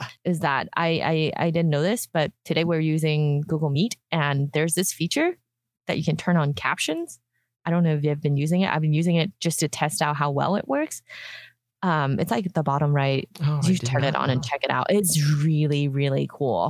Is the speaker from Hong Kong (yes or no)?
yes; Hong Kong; moved away; I grew up in Hong Kong